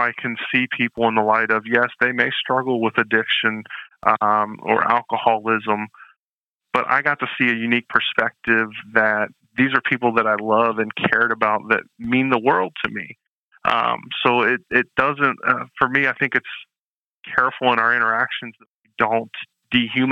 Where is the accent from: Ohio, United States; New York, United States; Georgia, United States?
Ohio, United States; Canton; moved away; I'm from Canton, Ohio, originally home of the Pro Football Hall of Fame.